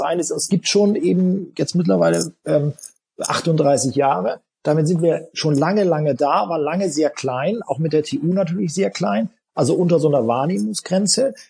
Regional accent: Buxtehude, Lower Saxony, Germany; Aber ich bin eben in dem Unternehmen aufgewachsen, auf dem Fabrikhof, da war mein äh, Familienhaus, da haben wir gelebt und gewohnt und es war natürlich für uns ein riesiger Spielplatz, diese Fabrik, äh, in der wir da aufgewachsen sind, hier in Buxtehude

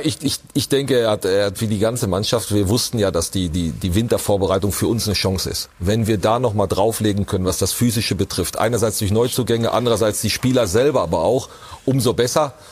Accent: Witten, North Rhine-Westphalia, Germany; in meiner Heimatstadt Witten

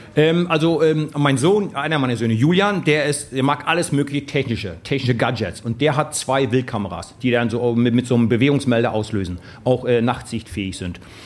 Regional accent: East Germany, Germany; über den alten Osten, wo ich groß geworden bin

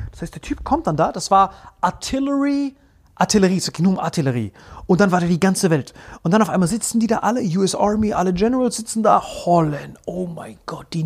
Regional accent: Morocco; Nein, oder? was für Kentucky? Ich bin aus Marokko. Ich habe auch meinen marokkanischen Ausweis dann gezeigt.

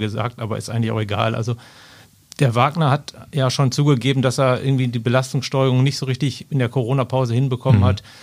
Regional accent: Ruhr area, North Rhine-Westphalia, Germany; ich komme zwar aus dem Ruhrgebiet

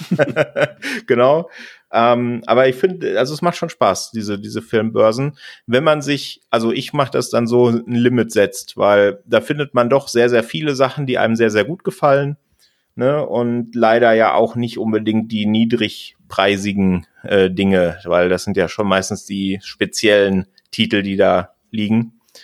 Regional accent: Sauerland, North Rhine-Westphalia, Germany; now in Munich, Germany; ich komme ja ursprünglich aus dem Sauerland in NRW

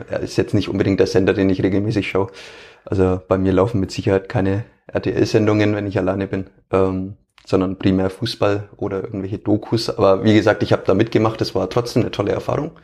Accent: Franconia, Bavaria, Germany; accent: Fränkisch; ich versuche ja auch möglichst ähm, meinen Dialekt nicht zu unterbinden

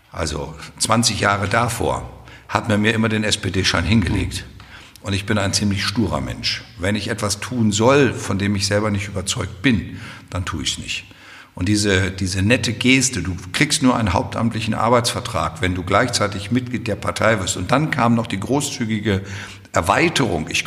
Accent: Hesse, Germany; Ich komme aus Hessen.

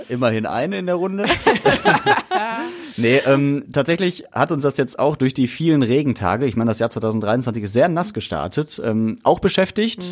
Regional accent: Essen, North Rhine-Westphalia, Germany; wir Essener

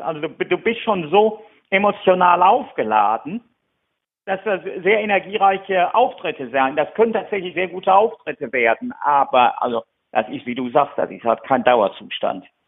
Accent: Germany; now in United Kingdom; als Deutscher

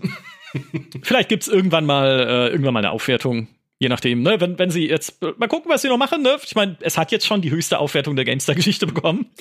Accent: Karlsruhe, Baden-Württemberg, Germany; kann ich irgendwie Karlsruhe sehen, meine Heimatstadt

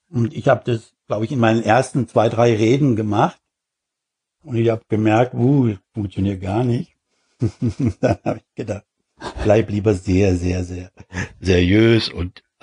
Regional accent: Switzerland; now in Germany; Ja, nee, nee, ich habe meine Kontakte im Großen und Ganzen erhalten in der Schwei

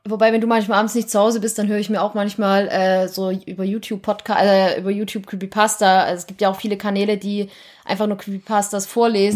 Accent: East Germany, Germany; ich komme aus dem Osten

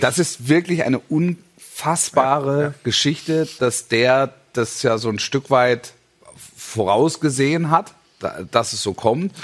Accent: Stuttgart region, Baden-Württemberg, Germany; ich bin ja in der Region groß geworden

